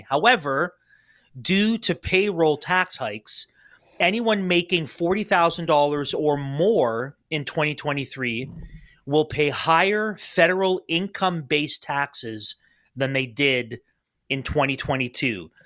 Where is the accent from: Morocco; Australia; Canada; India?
Canada